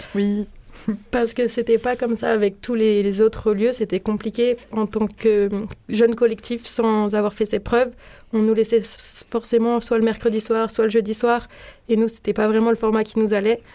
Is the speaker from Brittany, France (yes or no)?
yes; small town near Rennes, Brittany, France; moved away as an adult; also born or lived in Paris; now in Marseille, France; j'ai grandi dans une petite ville qui est située à côté de Rennes, du coup en Bretagne